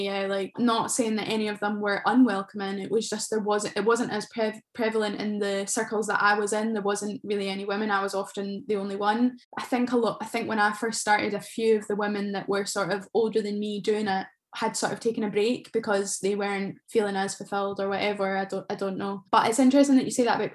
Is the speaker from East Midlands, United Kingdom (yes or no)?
no; between Glasgow and Edinburgh, Scotland, United Kingdom; where I'm from, it's known for the overspill from Edinburgh and Glasgow